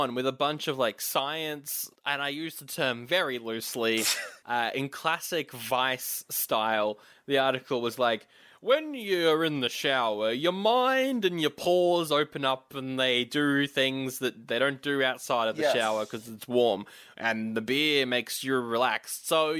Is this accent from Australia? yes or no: yes; Australia